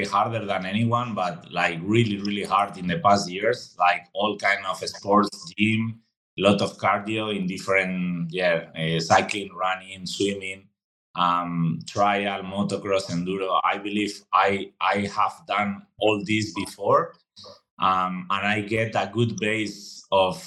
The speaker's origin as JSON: {"language": "English", "town": "Madrid", "region": "Community of Madrid", "country": "Spain", "tie": "born or raised there", "second_language": "English", "moved": "as an adult", "lives_now": "Andorra", "said": "I am from Spain, Madrid, the middle of Spain. And yeah, I've been living here my whole life"}